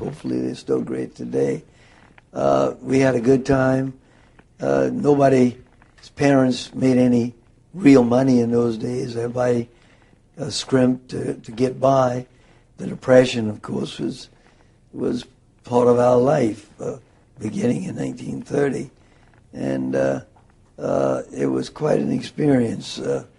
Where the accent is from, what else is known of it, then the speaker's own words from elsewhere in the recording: Charleston, South Carolina, United States; Well, you know, Charleston was not the beautiful, modernized city it is today. Charleston in the 20s was poor, and most of the homes in Charleston in the 20s were in need of paint and in need of repairs.